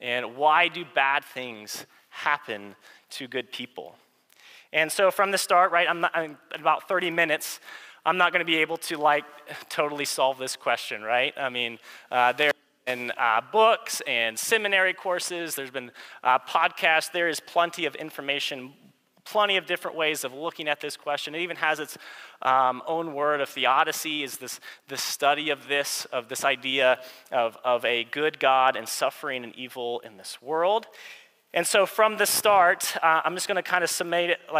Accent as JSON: {"language": "English", "country": "United States", "tie": "born or raised there", "said": "growing up in America"}